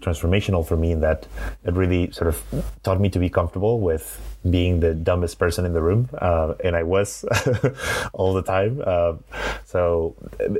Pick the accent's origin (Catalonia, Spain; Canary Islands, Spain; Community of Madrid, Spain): Community of Madrid, Spain; Madrid; accent: Spanish; English is a second language; also born or lived in Glasgow, Scotland / San Francisco; today from Madrid in Spain, which is where I'm from. So I grew up here in the city